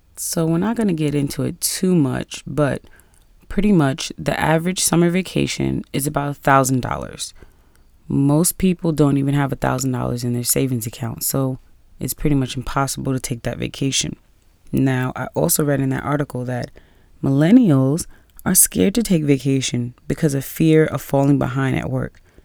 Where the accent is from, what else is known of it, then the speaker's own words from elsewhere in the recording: New York City, New York, United States; being a New Yorker